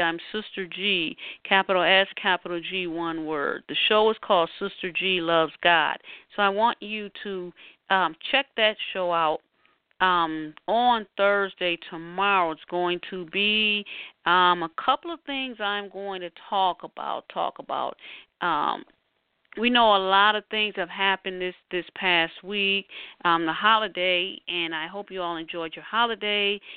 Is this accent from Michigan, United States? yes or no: yes; Detroit, Michigan, United States; here in my hometown, Detroit